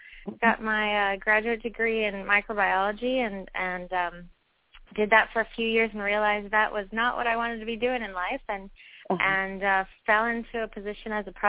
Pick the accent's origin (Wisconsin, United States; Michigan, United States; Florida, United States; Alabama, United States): Florida, United States; also born or lived in San Francisco, California; now in Washington, D.C., United States; But I was born in San Francisco but grew up in Florida, so I like warm weather. And living in D.C. now